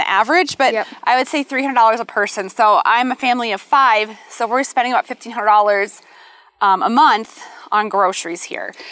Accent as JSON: {"language": "English", "region": "Midwest", "country": "United States", "moved": "yes", "lives_now": "Colorado Springs, United States", "said": "I'm from the Midwest, that green Midwest plush lawn"}